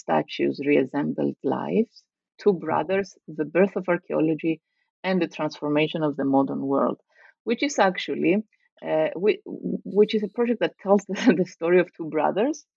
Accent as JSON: {"language": "English", "town": "Nicosia", "region": "Nicosia District", "country": "Cyprus", "tie": "born or raised there", "also_born_or_lived": "Greece / Italy", "moved": "as an adult", "said": "I grew up in Cyprus, in Nicosia, as a daughter of a refugee family from the north, a Greek Cypriot refugee family."}